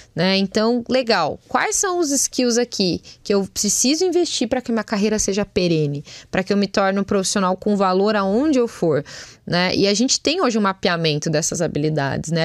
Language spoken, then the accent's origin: Portuguese; Brazil; a gente como brasileiro, como um povo, né, que vem aí, a gente já traz bagagem